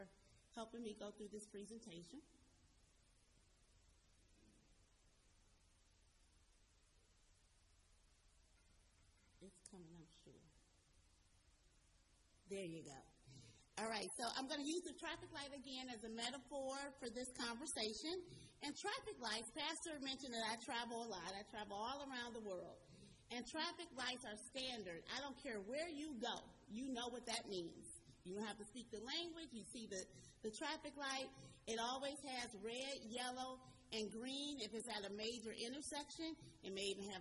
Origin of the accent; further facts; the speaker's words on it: Cleveland, Ohio, United States; I'm from Cleveland, Ohio